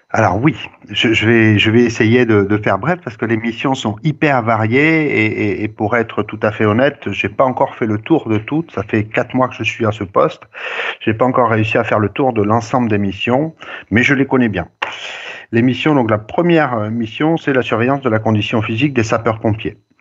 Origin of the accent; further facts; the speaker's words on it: Montauban, Occitania, France; also born or lived in Toulouse / Bordeaux / Villeneuve-sur-Lot; je suis originaire de Montauban